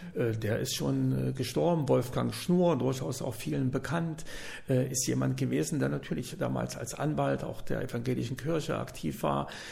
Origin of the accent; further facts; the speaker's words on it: Jena, Thuringia, Germany; moved away as an adult; in meine Heimatstadt Jena